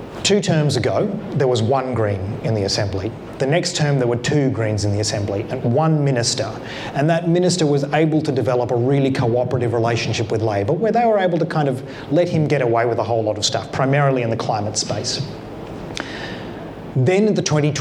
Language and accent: English; Canberra, Australian Capital Territory, Australia; I come from Canberra, where we have proportional representation in our local parliament